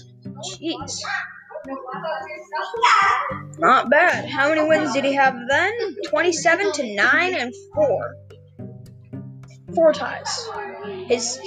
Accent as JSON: {"language": "English", "town": "Red Deer", "region": "Alberta", "country": "Canada", "tie": "born or raised there", "said": "I was born in Red Deer, Alberta"}